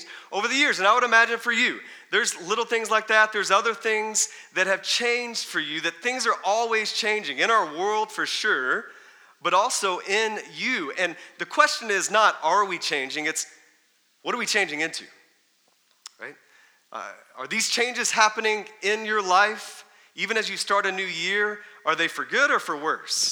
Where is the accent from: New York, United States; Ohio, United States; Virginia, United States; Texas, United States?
Texas, United States; I grew up in Texas